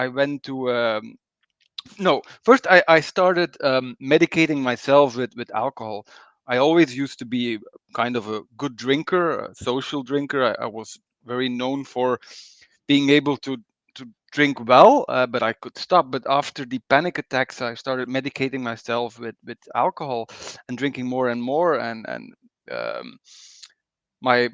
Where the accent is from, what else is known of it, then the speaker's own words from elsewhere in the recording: Belgium; also born or lived in Bruges; I'm from Belgium